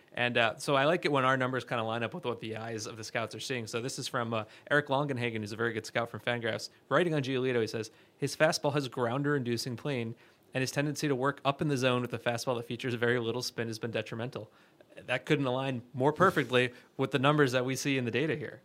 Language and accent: English; New York, United States; I'm a New Yorker